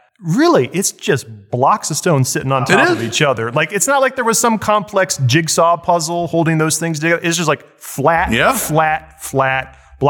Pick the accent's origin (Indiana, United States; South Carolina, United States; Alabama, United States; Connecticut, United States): Indiana, United States; Bloomington; now in Washington, United States; I'm actually was born in Bloomington, Indiana. So it's nice to know that my hometown really had a contribution to this building that I love.